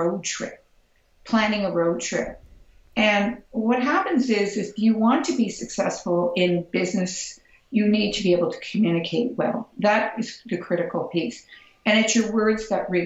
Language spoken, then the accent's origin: English; Toronto, Ontario, Canada; because I'm from Toronto and I'm a Canadian